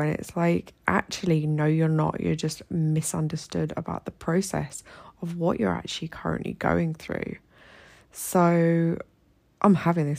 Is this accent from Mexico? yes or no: no; United Kingdom; moved away as an adult; now in Egypt; as a British woman living here in Egypt